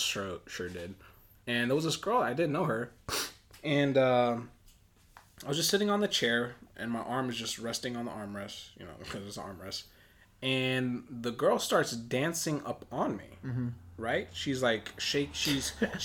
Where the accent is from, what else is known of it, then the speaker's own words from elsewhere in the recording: Los Angeles, California, United States; represent LA, represent West Coast